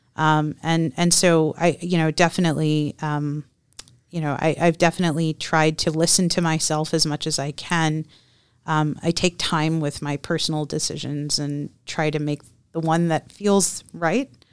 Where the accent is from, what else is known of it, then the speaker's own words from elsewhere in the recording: Texas, United States; I grew up, I was born and raised in Texas